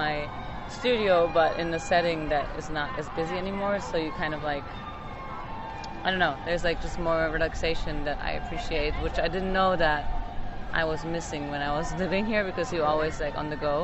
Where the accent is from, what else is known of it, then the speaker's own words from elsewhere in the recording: Germany; now in United States; I grew up in Germany in a family of doctors